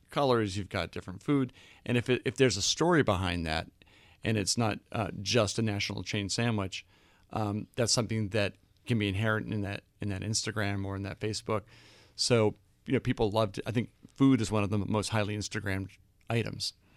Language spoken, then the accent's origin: English; Boston, Massachusetts, United States; also born or lived in London; now in New York, United States; I grew up in Boston